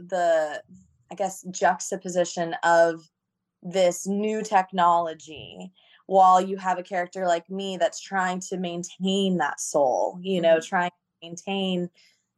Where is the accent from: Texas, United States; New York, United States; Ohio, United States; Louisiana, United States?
Texas, United States; Austin; I was born and raised in Austin